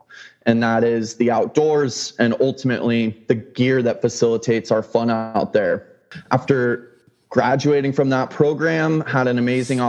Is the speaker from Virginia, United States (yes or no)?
no; Idaho, United States; growing up in Idaho comes with fishing, hunting, outdoors, again, skiing.